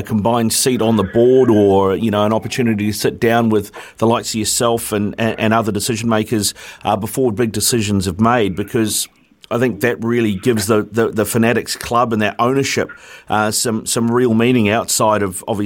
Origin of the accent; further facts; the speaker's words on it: Auckland, New Zealand; I'm a born and bred Aucklander